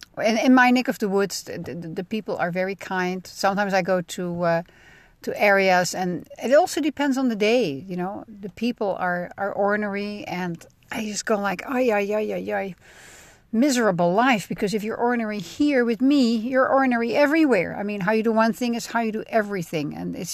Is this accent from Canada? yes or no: no; Netherlands; now in United States; I mean, I'm a cheesehead from the Netherlands, and I demo cheese made in America by an Italian company.